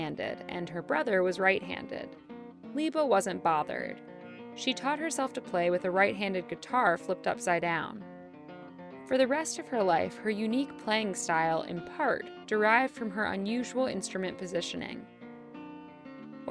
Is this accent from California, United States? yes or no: no; North Carolina, United States; my home state of North Carolina